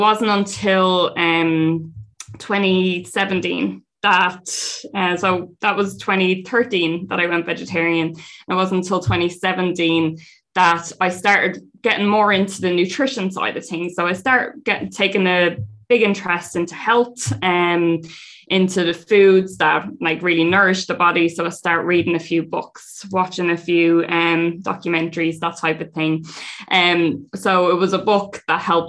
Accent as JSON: {"language": "English", "town": "Dublin", "region": "Leinster", "country": "Ireland", "said": "two of us from Dublin, not used to farm life."}